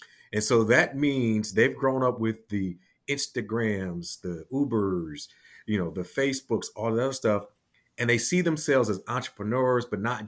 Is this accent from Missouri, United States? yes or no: no; Cleveland, Ohio, United States; I am originally from Cleveland, Ohio, the great state of Ohio, of course.